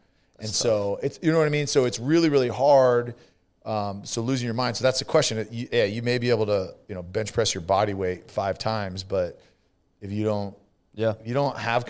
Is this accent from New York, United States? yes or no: no; California, United States; California, same.